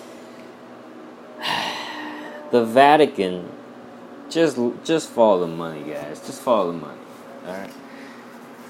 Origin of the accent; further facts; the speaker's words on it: Kolkata, West Bengal, India; moved away as an adult; I grew up in India, man. I was born 1987